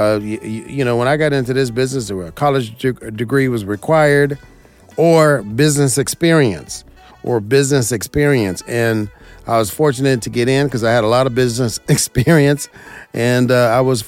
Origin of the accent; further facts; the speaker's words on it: Las Vegas, Nevada, United States; I'm from Las Vegas, born and raised here.